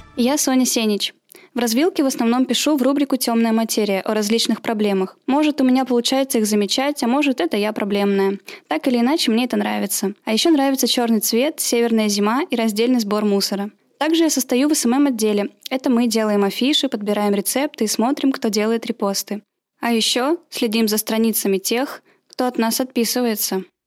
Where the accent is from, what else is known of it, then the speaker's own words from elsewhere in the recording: Urals, Russia; на Урале, откуда я родом